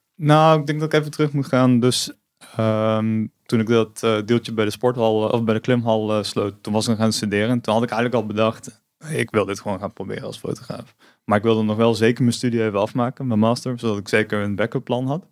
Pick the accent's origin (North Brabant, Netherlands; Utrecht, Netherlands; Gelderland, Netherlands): North Brabant, Netherlands; Tilburg; moved away as an adult; now in Eindhoven, Netherlands; ik ben geboren in Tilburg en ik woon inmiddels al 17 jaar in Eindhoven, zoals je misschien hoort.